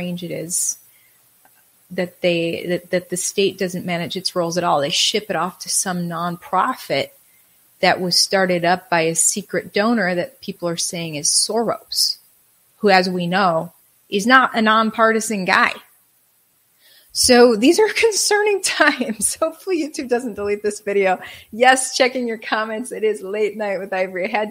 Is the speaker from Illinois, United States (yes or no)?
no; Wisconsin, United States; now in Texas, United States; I'm originally from Wisconsin